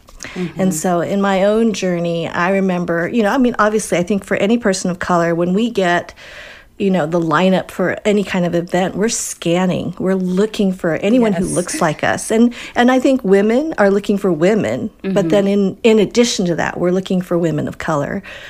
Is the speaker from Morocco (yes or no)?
no; Wisconsin, United States; born there; And, you know, I was born in Wisconsin.